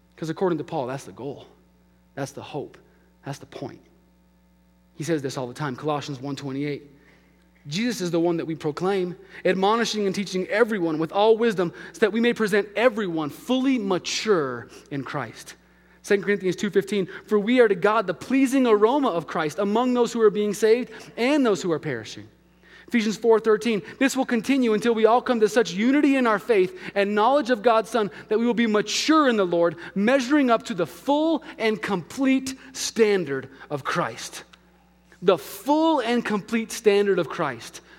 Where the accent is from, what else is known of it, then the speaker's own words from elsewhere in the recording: Albuquerque, New Mexico, United States; moved away; my hometown of Albuquerque